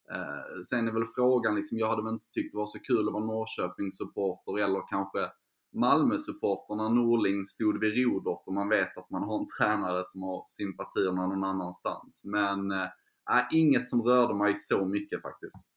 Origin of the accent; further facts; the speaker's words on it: Skåne, Sweden; accent: Scanian; moved away as an adult; now in Stockholm, Sweden; jag är skåning som, som du hör